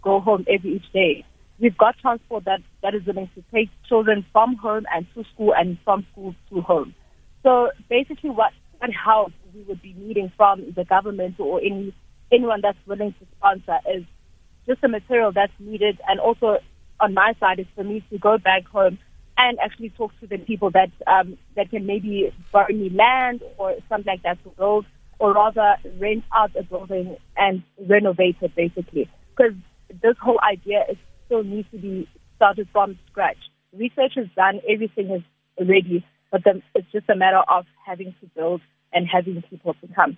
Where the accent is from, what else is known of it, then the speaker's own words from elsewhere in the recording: Izingolweni, KwaZulu-Natal, South Africa; moved away as an adult; now in Johannesburg, South Africa; I was born and bred in Isingolweni, and I came to Joburg because of studying.